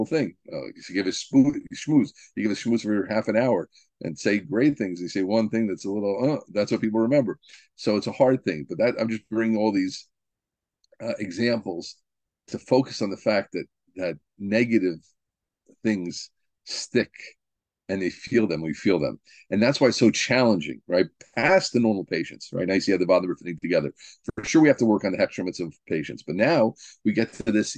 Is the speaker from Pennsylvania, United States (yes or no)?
no; New Jersey, United States; I'm from New Jersey